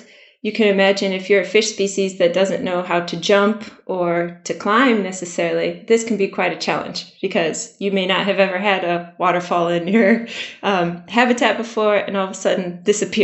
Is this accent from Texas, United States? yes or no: no; Michigan, United States; moved away as an adult; now in Swansea, United Kingdom; originally from the United States. Maybe the accent gives it away a bit. I grew up in Michigan, which is surrounded by water.